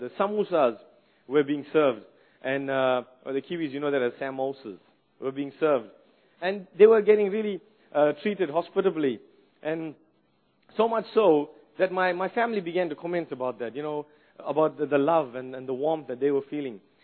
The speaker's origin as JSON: {"language": "English", "country": "South Africa", "tie": "born or raised there", "moved": "as an adult", "lives_now": "New Zealand", "said": "I grew up in South Africa"}